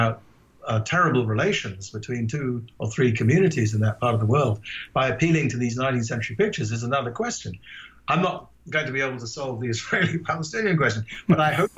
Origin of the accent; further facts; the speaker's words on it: Ghana; also born or lived in England; now in United States; I grew up in Ghana